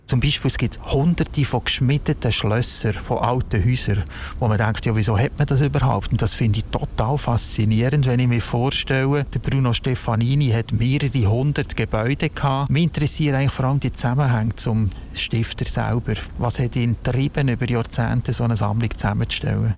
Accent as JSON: {"language": "German", "town": "Winterthur", "region": "Zurich", "country": "Switzerland", "said": "Wir sind aus Vinti"}